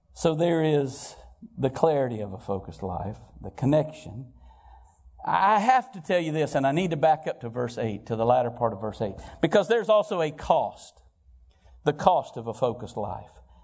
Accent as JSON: {"language": "English", "town": "Valparaiso", "region": "Florida", "country": "United States", "tie": "born or raised there", "said": "I'm from Valparaiso, Florida"}